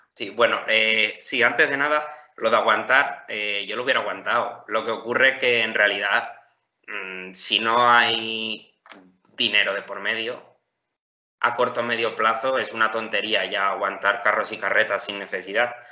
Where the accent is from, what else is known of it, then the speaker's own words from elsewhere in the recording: Campo de Criptana, Castilla-La Mancha, Spain; yo soy de Campo de Cristana, de un pueblo de Ciudad Real.